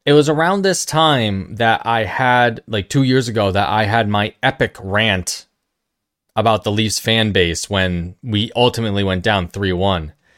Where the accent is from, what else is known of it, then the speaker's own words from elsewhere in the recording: New York, United States; Being a New Yorker